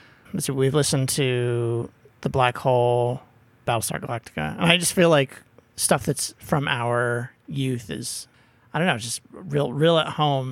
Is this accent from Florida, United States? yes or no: no; outside of Denver, Colorado, United States; I grew up outside of Denver